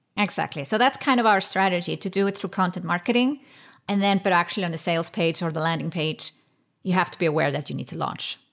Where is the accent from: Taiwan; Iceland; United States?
Iceland; I come from Iceland